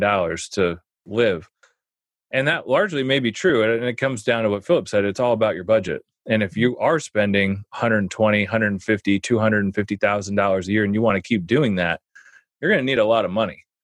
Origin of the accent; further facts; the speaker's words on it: Omaha, Nebraska, United States; I grew up in Omaha